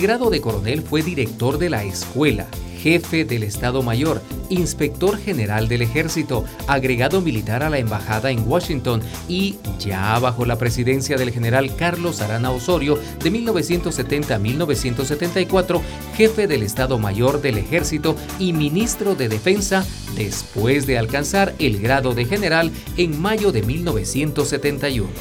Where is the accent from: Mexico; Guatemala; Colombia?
Guatemala; nuestra bella Guatemala